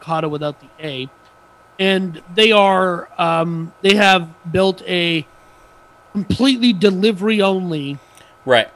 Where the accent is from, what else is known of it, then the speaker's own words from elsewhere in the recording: Bloomington, Minnesota, United States; moved away; my hometown, same city as where I was born and raised